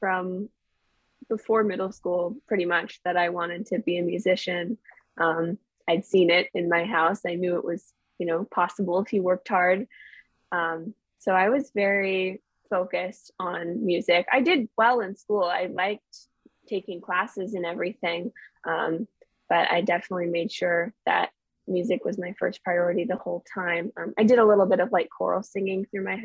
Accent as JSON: {"language": "English", "town": "Hinesburg", "region": "Vermont", "country": "United States", "tie": "born or raised there", "also_born_or_lived": "Ohio", "moved": "as an adult", "said": "I grew up here in Vermont"}